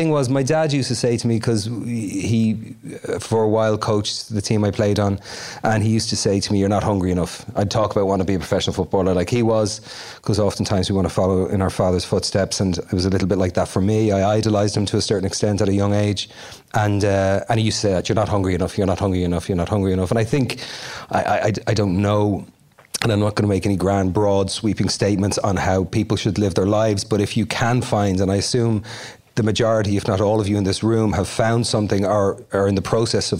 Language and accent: English; Dublin, Leinster, Ireland; moved away; I was born in the Coombe Hospital in the Liberties in Dublin